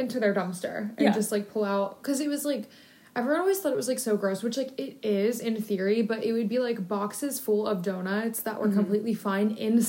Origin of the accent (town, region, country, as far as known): Westerville, Ohio, United States; born or raised there